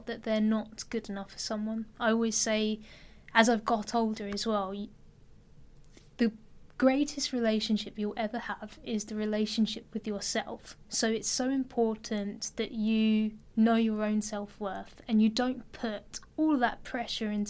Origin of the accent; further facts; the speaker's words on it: Enfield, London, United Kingdom; I come from Enfield